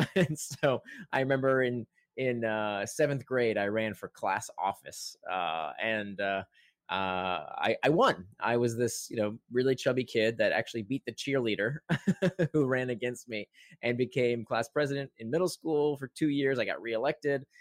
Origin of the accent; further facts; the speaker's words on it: Central Florida, United States; as a kid, I grew up in Central Florida